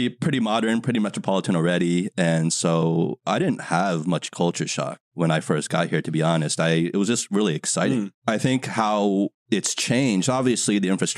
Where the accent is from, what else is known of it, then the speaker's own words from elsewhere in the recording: New Jersey, United States; moved away as an adult; now in Shanghai, China; I was raised in the States, New Jersey